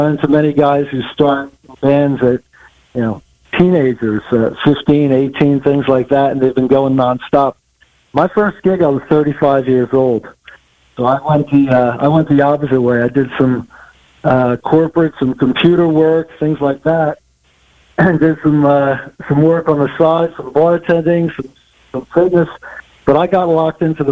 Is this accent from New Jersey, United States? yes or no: yes; Trenton, New Jersey, United States; I'm originally from the Trenton, New Jersey area